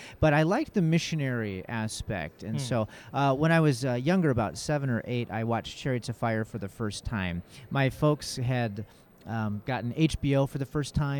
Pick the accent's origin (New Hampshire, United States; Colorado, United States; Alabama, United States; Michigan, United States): Michigan, United States; Kalamazoo; moved away as an adult; also born or lived in Nanchang, China; I was literally as far away from my hometown, Kalamazoo, Michigan, Nanchang, China, on the globe